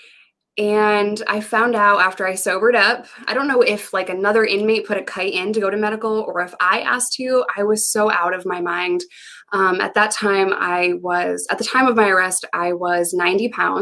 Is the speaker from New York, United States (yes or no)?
yes; New York, United States; moved away as an adult; also born or lived in Arkansas; I had no family in the state of Arkansas. I'm from New York